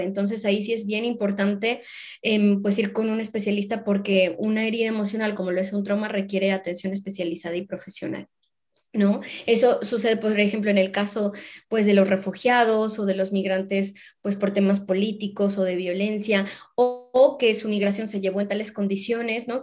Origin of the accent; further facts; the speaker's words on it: Mexico; moved away; yo me veo jubilándome en mi país, en México